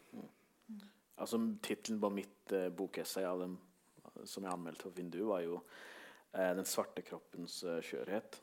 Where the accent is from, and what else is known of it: Norway